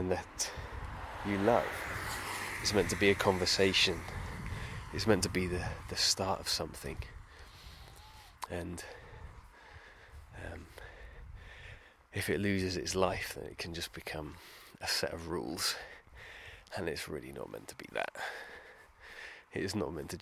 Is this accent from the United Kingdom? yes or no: yes; United Kingdom; being British